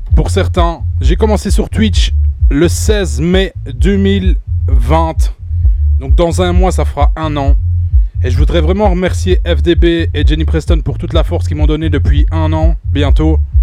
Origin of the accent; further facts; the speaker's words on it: Belgium; je viens tout droit de la Belgique